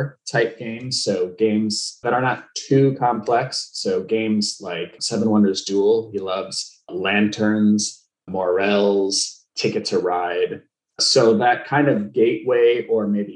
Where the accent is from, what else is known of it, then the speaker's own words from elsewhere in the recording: Skokie, Illinois, United States; moved away; I grew up in Skokie, Illinois, so just north of the city